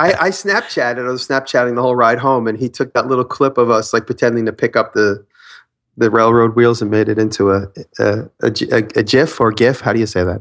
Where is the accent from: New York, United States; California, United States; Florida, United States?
New York, United States; Long Island; I'm from Long Island